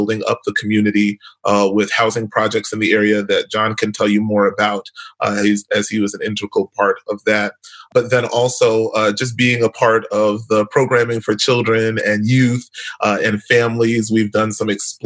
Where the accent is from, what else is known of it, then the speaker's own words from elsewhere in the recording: New York City, New York, United States; now in St. Louis, United States; I was born and raised in New York as well. Not in the Bronx like Lichelle, in Brooklyn